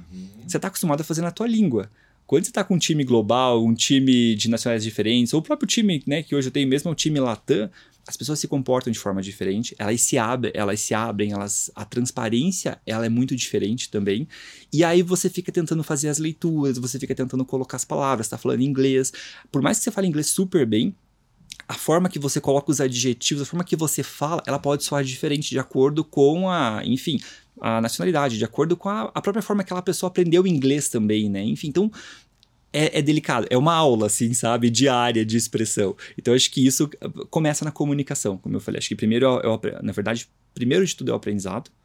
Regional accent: Curitiba, Paraná, Brazil; Sou de Curitiba

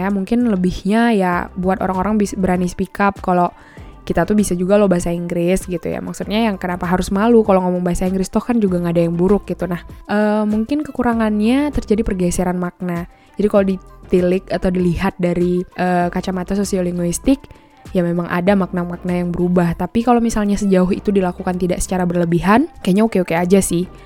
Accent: Aceh Tamiang, Aceh, Indonesia; Ceritanya kan aku ini asalnya aslinya dari Aceh ya, Aceh Tamiang.

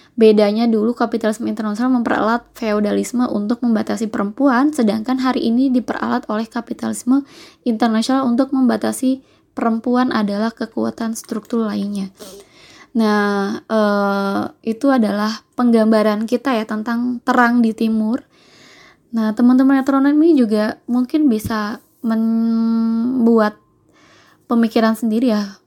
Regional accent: Java, Indonesia; Saya itu adalah uh, orang Jawa dan berasal dari kampung halaman saya

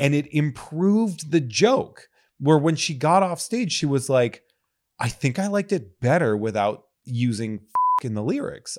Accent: New England, United States; I was growing up in New England

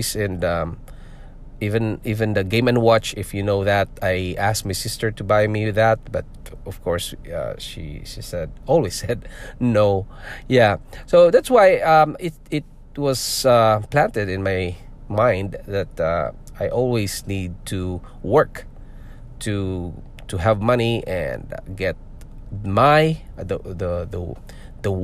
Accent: Philippines; born or raised there; moved away as an adult; also born or lived in Singapore; now in North York, Canada

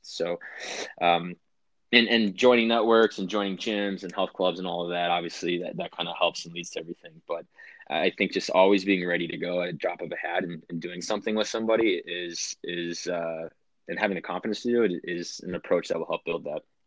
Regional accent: Wisconsin, United States; moved away; I grew up in Wisconsin

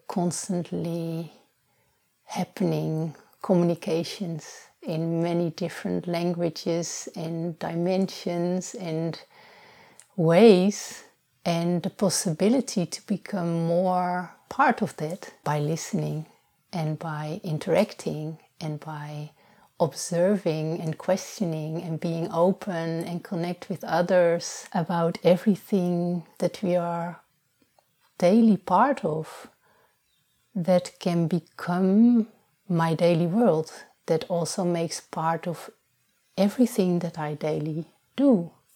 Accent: Netherlands; now in Portugal; I was born in the Netherlands, and already for a long time I'm living here in Portugal.

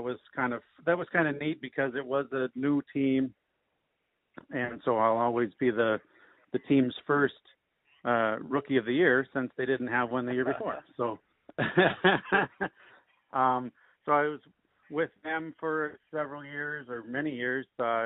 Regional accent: Duluth, Minnesota, United States; I grew up outside of Duluth by Pike Lake

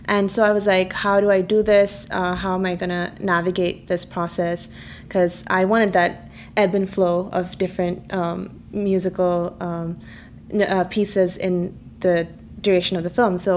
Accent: Kerala, India; first language Malayalam; English is a second language; Actually, it means um, cat in my mother tongue, which is Malayalam.

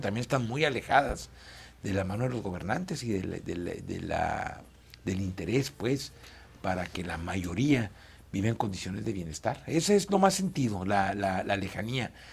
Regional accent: Chihuahua, Mexico; soy un chihuahuense

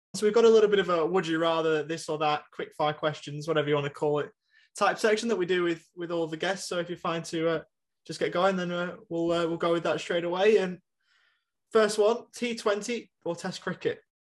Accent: England, United Kingdom; now in Australia; we're both English

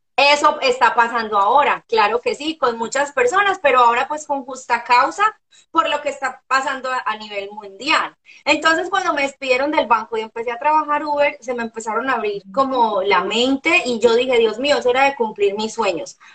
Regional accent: Medellín, Antioquia, Colombia; moved away as an adult; now in Orlando, United States; soy una mujer colombiana nacida eh, en la ciudad de Medellín Ahora eh, soy una mujer casada, vivo en Orlando, Florida, hace tres años

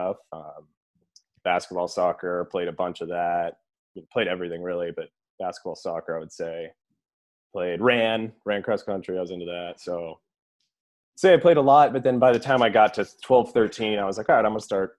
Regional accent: California, United States; also born or lived in New Zealand / Temecula; I'm from California

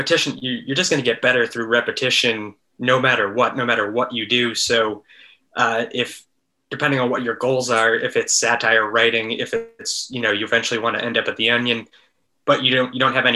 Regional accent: Massachusetts, United States; moved away; also born or lived in San Francisco; I grew up in Massachusetts

